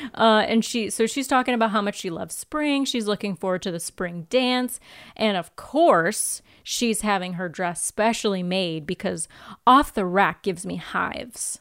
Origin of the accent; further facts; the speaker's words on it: United States; I grew up in America